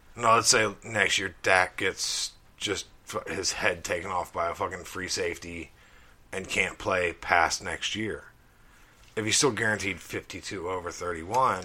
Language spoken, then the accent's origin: English; Crawford, Alabama, United States; my hometown, Crawford, Alabama